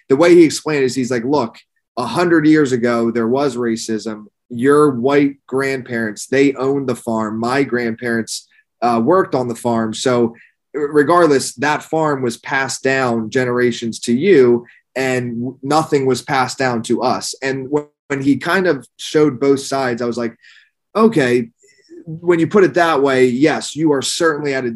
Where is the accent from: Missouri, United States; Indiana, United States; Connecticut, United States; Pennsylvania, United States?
Pennsylvania, United States; an hour north of Philadelphia; now in Miami, United States; I live in Miami now, but I grew up in Pennsylvania, like an hour north of Philadelphia